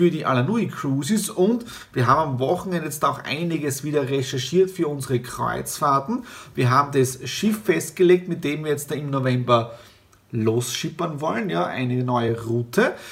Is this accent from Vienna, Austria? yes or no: no; Meiersdorf, Styria, Austria; Das ist ja wirklich Brauch bei uns in der Steiermark und vor allem in der Südsteiermark. Um 8.30 Uhr war ich schon bei der Fleischweihe bei uns zu Hause in Meiersdorf.